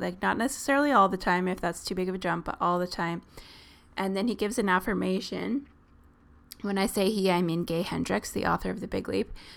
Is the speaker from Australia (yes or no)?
no; Southern Ontario, Canada; we're from Southern Ontario.